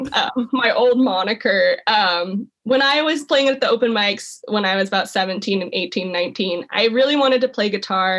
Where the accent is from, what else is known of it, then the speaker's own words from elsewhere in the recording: Placerville, California, United States; also born or lived in Chico, California; one of the only people I knew from my hometown